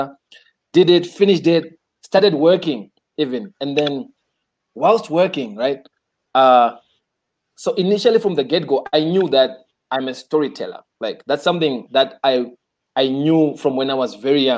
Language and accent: English; Zimbabwe; I grew up in Cheetown